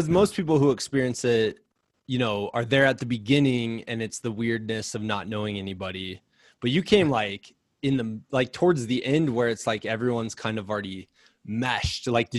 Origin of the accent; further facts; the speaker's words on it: Iowa, United States; I'm from Iowa